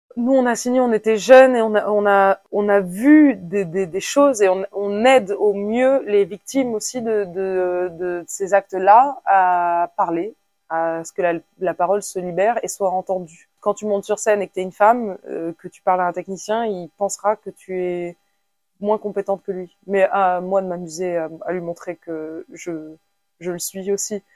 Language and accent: French; France; je suis née en France